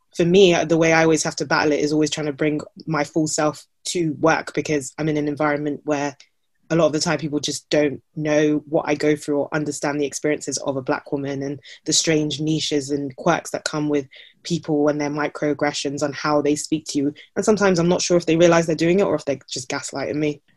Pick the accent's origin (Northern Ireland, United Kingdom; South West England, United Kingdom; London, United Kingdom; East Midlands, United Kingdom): London, United Kingdom; also born or lived in Nottingham; I grew up in very central London